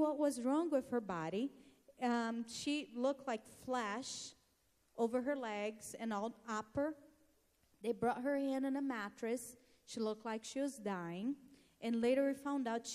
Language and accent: English; Brazil; moved away as an adult; I'm from Brazil originally